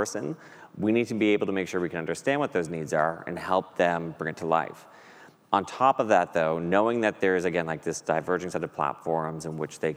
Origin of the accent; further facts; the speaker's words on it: Boston, Massachusetts, United States; I grew up here in Boston as a Red Sox fan